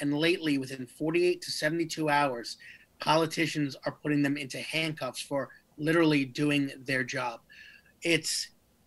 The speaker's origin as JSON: {"language": "English", "region": "New York", "country": "United States", "tie": "born or raised there", "said": "my hometown of New York"}